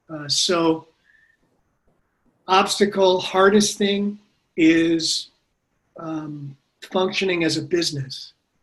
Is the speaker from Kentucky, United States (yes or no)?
no; New Jersey, United States; now in Austin, United States; Well, I'm from New Jersey, and I kind of grew up all over and worked in New York for quite a while.